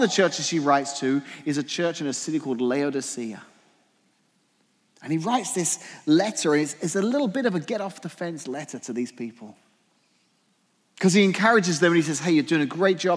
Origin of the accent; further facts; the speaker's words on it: England, United Kingdom; moved away; I'm English